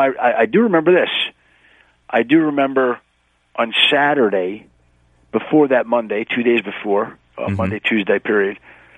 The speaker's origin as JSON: {"language": "English", "region": "New York area", "country": "United States", "tie": "born or raised there", "also_born_or_lived": "Michigan / Denver, Colorado", "moved": "as an adult", "said": "I grew up in the New York area, and I went to the University of Michigan and then lived out in Denver for over 15 years, and then I moved back to the East Coast again."}